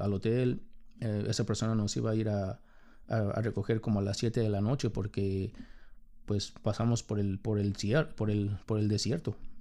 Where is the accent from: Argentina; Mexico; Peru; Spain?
Mexico; Mexico City; moved away as an adult; now in United States; soy de la Ciudad de México. Ah, me mudé a los Estados Unidos